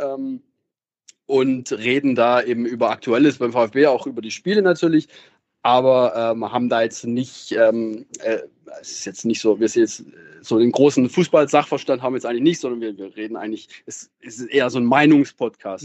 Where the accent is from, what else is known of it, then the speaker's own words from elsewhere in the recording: Baden-Württemberg, Germany; Ich komme schon aus der Region, ähm, aus, aus dem Südwesten